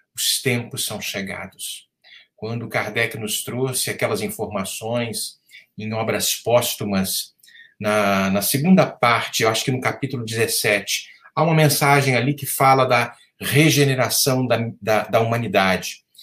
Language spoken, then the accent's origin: Portuguese; Rio de Janeiro, Brazil; no estado do Rio de Janeiro, meu estado natal, que amo profundamente